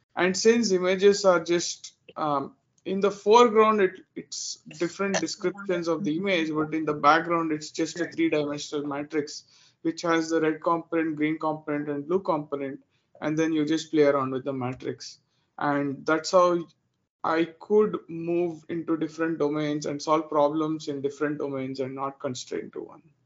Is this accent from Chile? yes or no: no; Bangalore, Karnataka, India; moved away as an adult; now in Dallas, United States; I'm originally from India. I was born and raised in uh, Bangalore in India